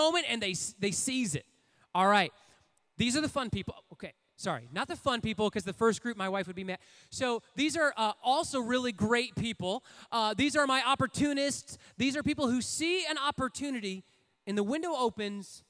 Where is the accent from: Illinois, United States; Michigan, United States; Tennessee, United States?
Michigan, United States; Port Huron; I grew up in Port Huron, Michigan